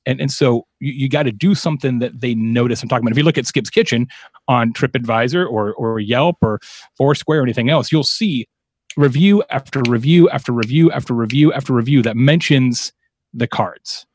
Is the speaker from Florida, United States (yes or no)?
no; Arizona, United States; I'm from Arizona